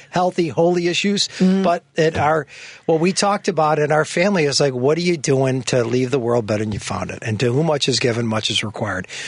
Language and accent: English; Chicago, Illinois, United States; grew up in, in the park, Rogers Park, West Rogers Park